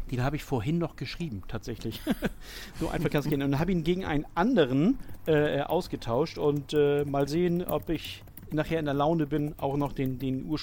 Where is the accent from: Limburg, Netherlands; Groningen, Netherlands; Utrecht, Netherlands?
Groningen, Netherlands; Bei dem Club handelt es sich um einen kleinen Amateurverein in meiner Heimatstadt Groningen.